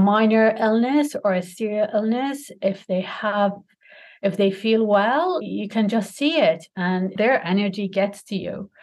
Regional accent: Kuwait; also born or lived in Toronto, Canada; I'm from Kuwait.

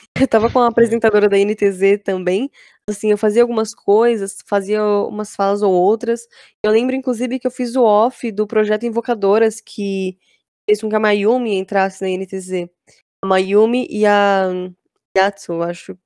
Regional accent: Embu das Artes, São Paulo, Brazil; Mas eu moro na Grande São Paulo ainda, né? Eu, eu sou de Embu das Artes.

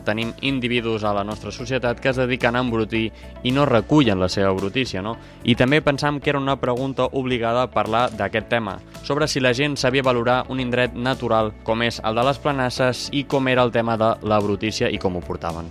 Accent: Catalonia, Spain; Jo, jo sóc català

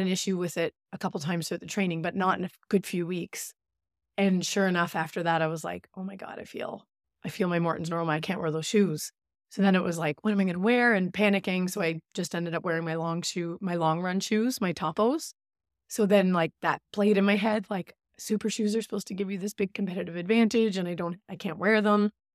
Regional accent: Newfoundland and Labrador, Canada; moved away; also born or lived in Goose Bay; I'm from Labrador

